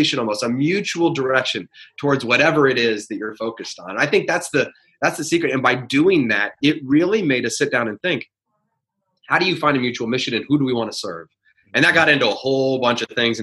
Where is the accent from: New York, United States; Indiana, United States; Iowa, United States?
Indiana, United States; West Lafayette; growing up in West Lafayette, Indiana, that's Purdue country